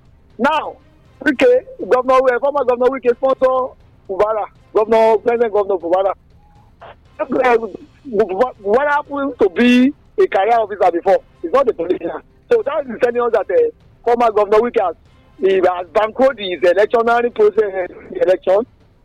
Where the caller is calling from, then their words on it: Milan, Lombardy, Italy; Yeah, Larry, I'm calling from Milano.